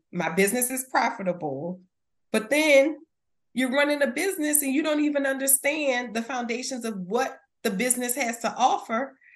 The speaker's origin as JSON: {"language": "English", "town": "New Orleans", "region": "Louisiana", "country": "United States", "said": "from the West Bank."}